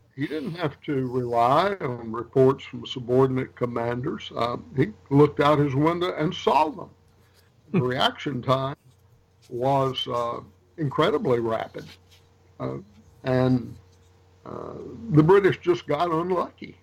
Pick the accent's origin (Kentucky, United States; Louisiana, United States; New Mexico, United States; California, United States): Louisiana, United States; Rouge; moved away as an adult; also born or lived in North Carolina / Tennessee / Arkansas / Georgia; I was born in Rouge, Louisiana